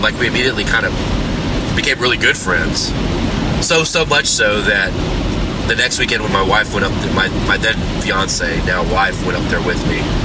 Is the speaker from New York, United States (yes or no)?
no; Houston, Texas, United States; I'm from Houston